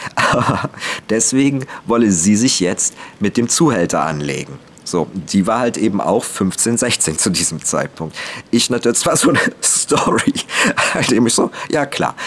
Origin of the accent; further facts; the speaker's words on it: Cologne-Leverkusen region, North Rhine-Westphalia, Germany; bei uns in der gesamten Region, und das wie gesagt ist auch Köln mit drin